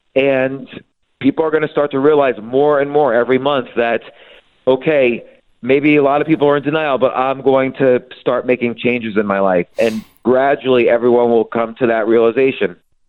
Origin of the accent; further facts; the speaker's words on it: New York City, New York, United States; I'm a New Yorker. My kids are New Yorkers. I live there all my life